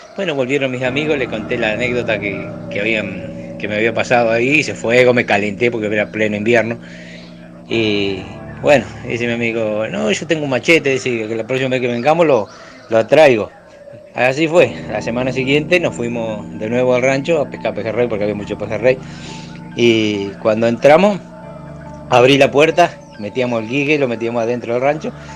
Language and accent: Spanish; Ramallo, Buenos Aires Province, Argentina; soy acá de Ramallo, tengo un rancho en las Islas Lechiguana